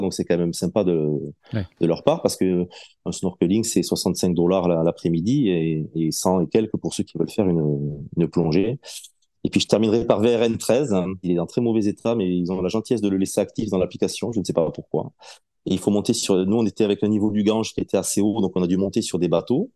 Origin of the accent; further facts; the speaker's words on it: south-west France, France; moved away; je suis originaire du Sud-Ouest